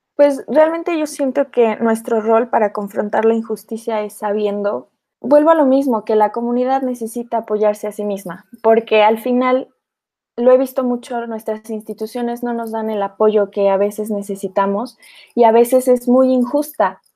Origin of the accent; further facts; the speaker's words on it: Mexico; como mexicanos